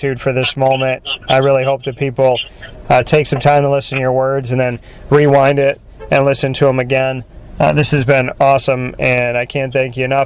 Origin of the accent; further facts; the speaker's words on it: Syracuse, New York, United States; It's my hometown. You know, I love Syracuse